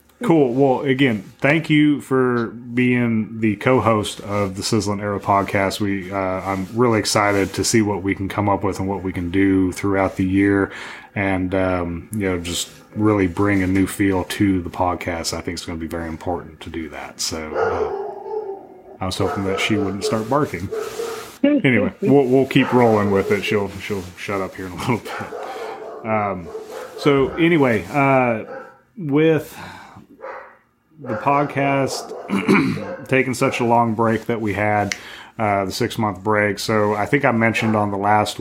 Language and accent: English; Wyoming, United States; moved away; grew up in Wyoming